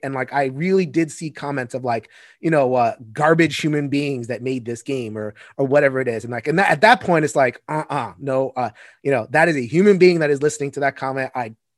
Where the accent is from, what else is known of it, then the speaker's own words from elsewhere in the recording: New York, United States; I come from New York. We have five boroughs